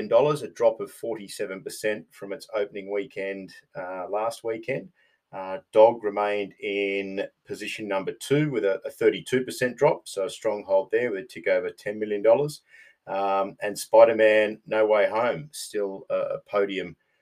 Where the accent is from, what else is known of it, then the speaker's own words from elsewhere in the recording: Australia; now in Los Angeles, United States; Returned to the homeland in Australia